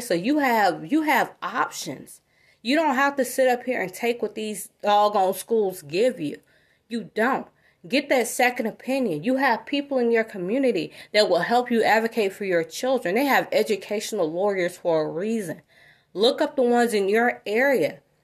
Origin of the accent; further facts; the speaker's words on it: South Fulton area of Georgia, United States; also born or lived in North DeKalb, Georgia; I grew up in the South Wilton area of, of Georgia